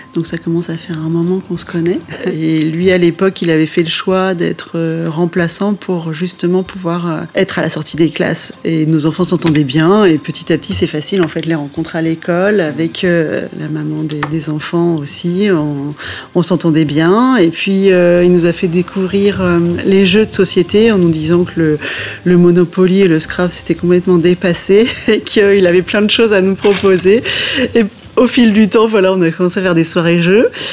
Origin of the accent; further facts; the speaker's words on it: Normandy, France; moved away as an adult; also born or lived in Limousin; je venais de Normandie